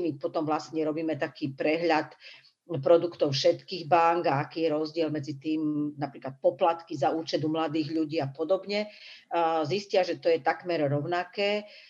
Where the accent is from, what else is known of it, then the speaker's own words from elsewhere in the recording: Michalovce, Košice Region, Slovakia; ja som z Michaloviec